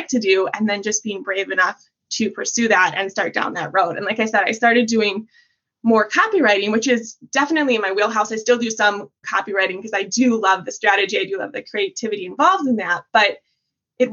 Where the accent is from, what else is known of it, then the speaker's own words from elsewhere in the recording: Midwest, United States; also born or lived in Wisconsin; I am from the Midwest. I live in Wisconsin